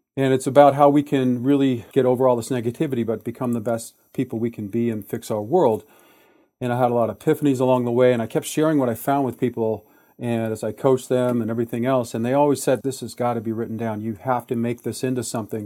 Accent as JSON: {"language": "English", "town": "Detroit", "region": "Michigan", "country": "United States", "tie": "born or raised there", "said": "I was born in Detroit, Michigan, in nineteen sixty-six"}